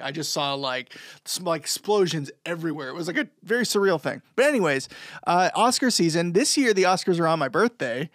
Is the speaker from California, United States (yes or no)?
no; New Hampshire, United States; We're all from New Hampshire